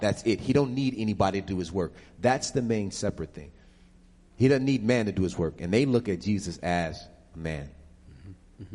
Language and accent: English; Buffalo, New York, United States; also born or lived in Harlem, New York; now in Atlanta, United States; I'm originally from Buffalo